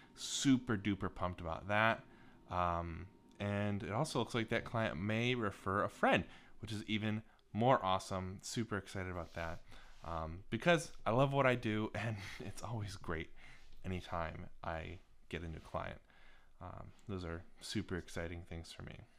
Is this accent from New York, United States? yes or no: no; Northern Ohio, United States; also born or lived in Cincinnati, Ohio; I grew up in Northern Ohio